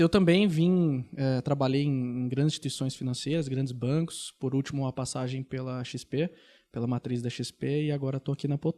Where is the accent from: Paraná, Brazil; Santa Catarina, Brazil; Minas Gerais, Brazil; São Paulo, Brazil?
Paraná, Brazil; Londrina; eu vou dar até um passo atrás, porque eu sou de Londrina, não falei isso.